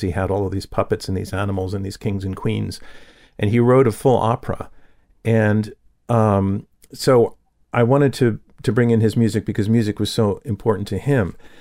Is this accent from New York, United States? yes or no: yes; Yonkers, New York, United States; also born or lived in Manhattan, New York City / The Bronx, New York City; we moved, um, into Westchester County to Yonkers, which is basically the Bronx, you know, with some more trees